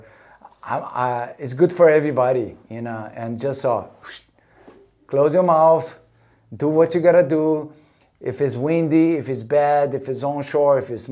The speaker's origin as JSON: {"language": "English", "region": "Rio de Janeiro", "country": "Brazil", "tie": "born or raised there", "also_born_or_lived": "North Shore, Hawaii", "moved": "yes", "said": "growing up in Copacabana in Rio"}